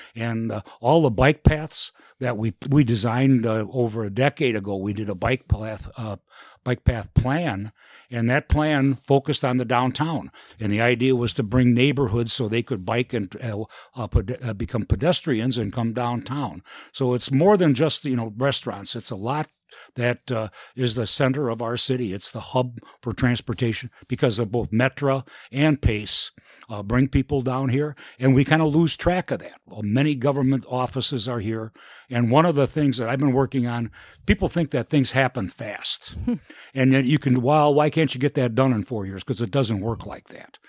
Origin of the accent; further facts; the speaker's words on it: Elgin, Illinois, United States; I was born and raised in Elgin and, uh, grew up here